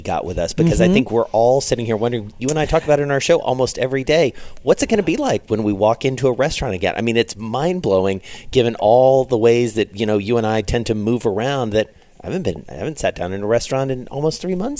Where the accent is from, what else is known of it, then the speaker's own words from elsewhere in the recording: Atlanta, Georgia, United States; moved away; So let's talk about Atlanta. It's my hometown.